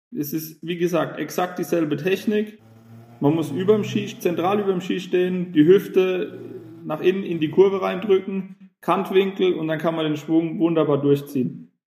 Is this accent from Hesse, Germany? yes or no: yes; Gorxheimertal, Hesse, Germany; Ich komme aus der Nähe von Heidelberg, aus dem Goxheimer Tal.